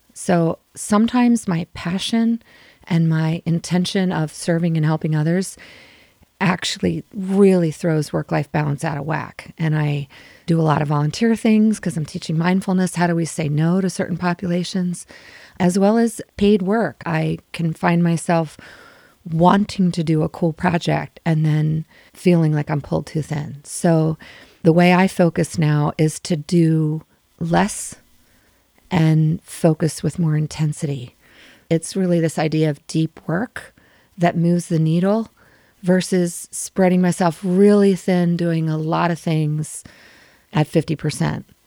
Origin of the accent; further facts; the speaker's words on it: Maryland, United States; moved away as an adult; also born or lived in San Francisco / South America / Europe; I grew up in Maryland.